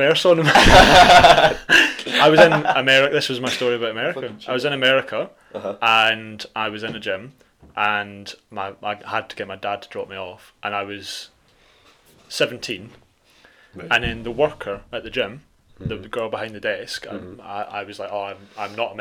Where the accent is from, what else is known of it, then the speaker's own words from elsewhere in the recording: Scotland, United Kingdom; I'm from Scotland, I don't actually live here, so I'm only here for the next couple of days